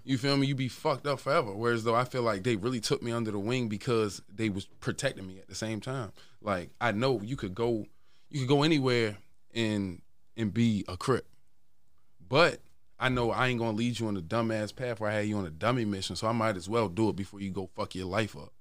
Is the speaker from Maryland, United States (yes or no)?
yes; Baltimore, Maryland, United States; I'm from West Baltimore.